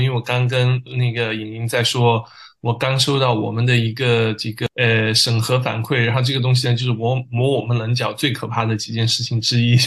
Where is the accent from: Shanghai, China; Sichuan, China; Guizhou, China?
Sichuan, China; Tibetan area of; 我是这个四川藏区的